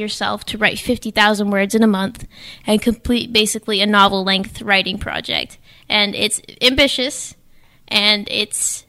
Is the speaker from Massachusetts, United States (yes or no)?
yes; New Bedford, Massachusetts, United States; also born or lived in Falmouth, Massachusetts; I was born in Falmouth, but I have grown up mostly in New Bedford. So I would say that I'm from here